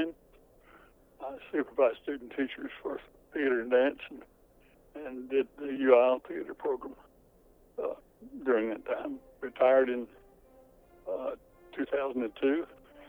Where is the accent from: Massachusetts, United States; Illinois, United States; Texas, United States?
Texas, United States; Texarkana; I grew up outside of Texarkana, a little, not really a suburb, just out in the country